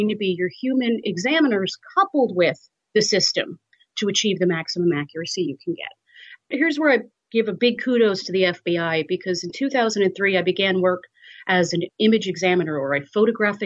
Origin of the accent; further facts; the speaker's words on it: New York, United States; I'm from New York. My family's in New York.